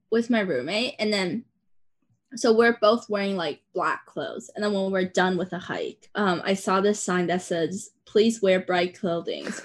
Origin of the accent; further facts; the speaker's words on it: Taiwan; English is a second language; growing up in Taiwan when I go to the beaches here because we have cliffs on the east coast.